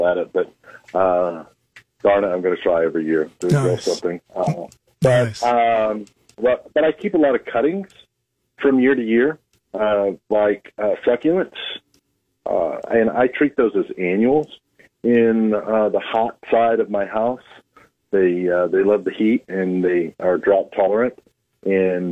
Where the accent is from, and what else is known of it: Oklahoma, United States; now in Nebraska, United States